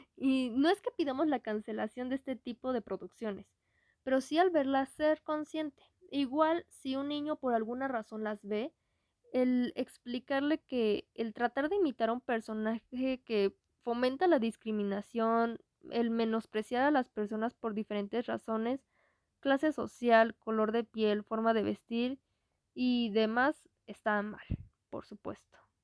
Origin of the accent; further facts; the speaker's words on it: Mexico; identificarnos como mexicanos